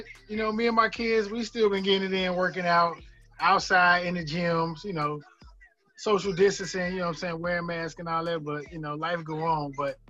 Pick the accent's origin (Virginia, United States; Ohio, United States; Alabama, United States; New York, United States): Ohio, United States; Cincinnati; born or raised there